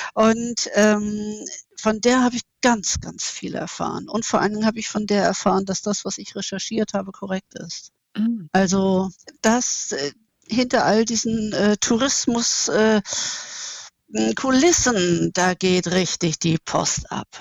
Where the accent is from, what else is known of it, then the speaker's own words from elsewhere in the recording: Germany; Und ich bin eine Deutsche, ich kann kein Griechisch, ich bin da nicht einheimisch